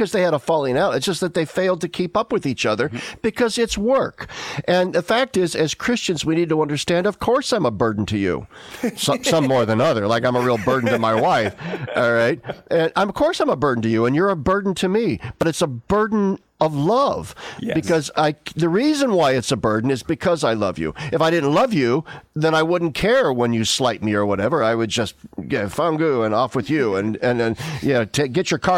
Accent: Nebraska, United States; moved away; I live 1,300 miles away from my home state of Nebraska, where all of my family still lives

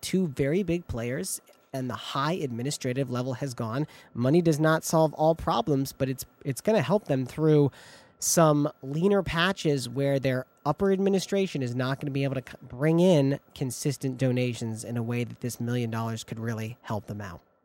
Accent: Ann Arbor, Michigan, United States; moved away; I spent uh, my early childhood in Ann Arbor, Michigan

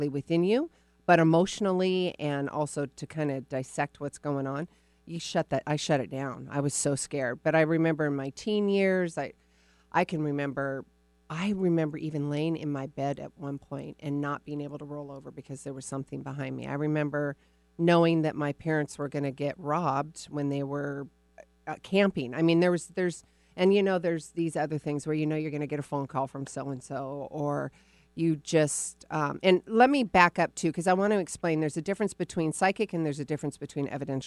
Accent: Arizona, United States; moved away; I was born in Arizona, and then I spent some time

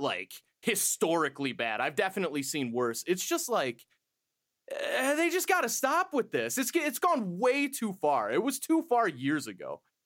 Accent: United States; I'm an American

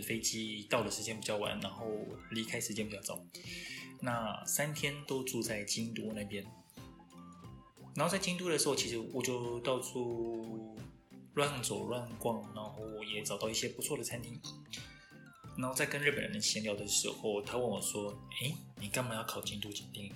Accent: Taiwan; 我们台湾人

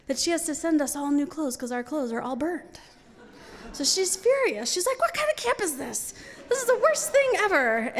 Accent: New York City, New York, United States; I grew up in New York City

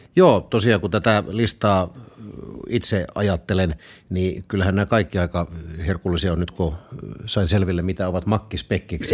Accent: Southwest Finland, Finland; Mä olen Varsinais-Suomesta. Meillä puhutaan vaan makkaraperunat.

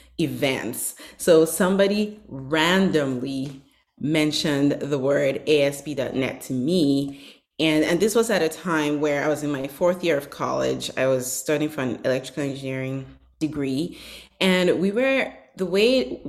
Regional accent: Northern Nigeria, Nigeria; now in United States; I grew up in northern Nigeria

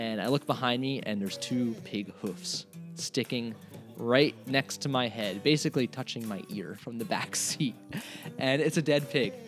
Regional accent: Hatboro, Pennsylvania, United States; moved away as an adult; also born or lived in Ketchikan, Alaska; growing up in Hatboro, Pennsylvania

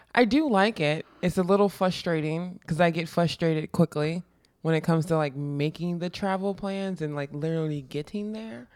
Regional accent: Texas, United States; moved away as an adult; also born or lived in Austin / Dallas; I'm from Texas

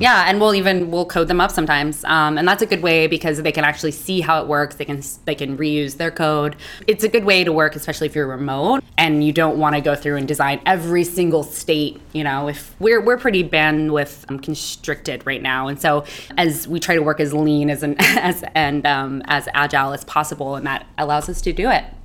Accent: Hayward, California, United States; also born or lived in Oakland, California; I'm from Hayward, California, Oakland, Oakland Hayward raised.

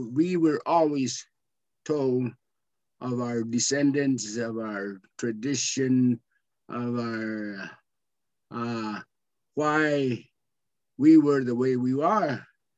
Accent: Blythe, California, United States; I was born in Blythe

